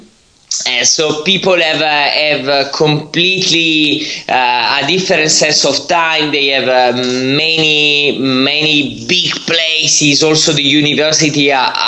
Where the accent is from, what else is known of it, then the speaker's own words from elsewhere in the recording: Italy; moved away as an adult; also born or lived in Spain; despite being Italian, I studied my PhD in Spain